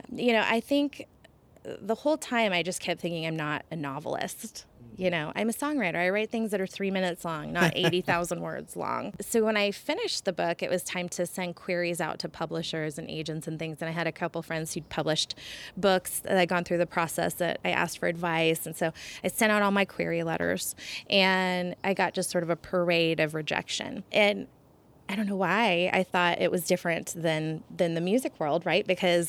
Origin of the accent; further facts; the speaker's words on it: Portland, United States; also born or lived in Florida; But Portland's definitely, I think of it as my hometown, definitely where I wanted to build the proverbial white picket fence, I think, in the long run. But I also have a lot of fond memories from the South. Like living in Florida was such a unique experience.